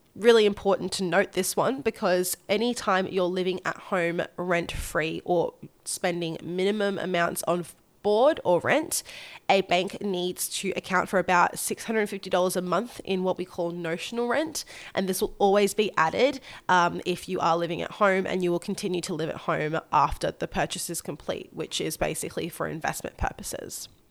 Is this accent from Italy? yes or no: no; Gold Coast, Queensland, Australia; my hometown of the sunny Gold Coast